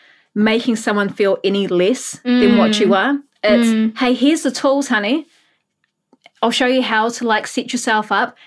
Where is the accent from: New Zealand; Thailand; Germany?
New Zealand; Auckland; moved away as an adult; also born or lived in Australia; I was born and raised in Howick, Auckland. I am 31 years old, but I have been living in Australia for the past 10 years.